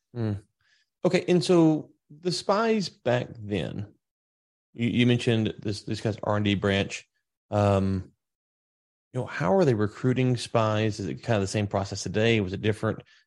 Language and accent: English; Louisiana, United States; now in Texas, United States; I'm in Texas. I'm from Louisiana originally